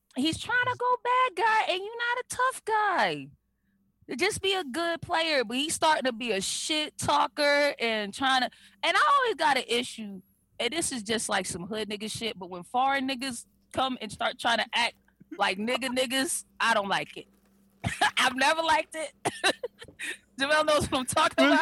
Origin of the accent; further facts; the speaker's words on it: Boston, Massachusetts, United States; an area in Boston where I spent a good part of my life, Roxbury